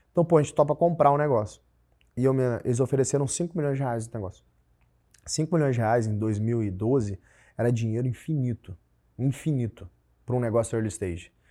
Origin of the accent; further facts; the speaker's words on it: Brazil; mas eu sou do Brasil, eu tô fazendo um business que é parecido com esse MyTaxi que tem em Alemanha